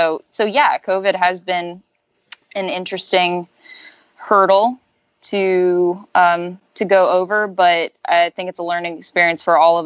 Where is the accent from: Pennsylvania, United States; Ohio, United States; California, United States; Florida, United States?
Florida, United States; Orlando and Ocala area; now in Tallahassee, United States; I'm in Tallahassee, Florida, and I'm from Orlando and Ocala area